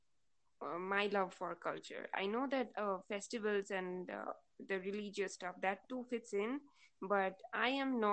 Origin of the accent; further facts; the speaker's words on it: West Bengal, India; first language Bengali; English is a second language; I'm from West Bengal, so I'm a Bengali, and my mother language is Bangla